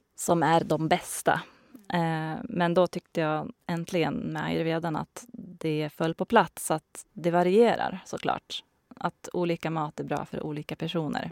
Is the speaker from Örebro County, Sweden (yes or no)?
no; Hälsingland, Gävleborg County, Sweden; moved away as an adult; also born or lived in Stockholm; now in Bollnäs, Sweden; Jag är uppvuxen i Hälsingland.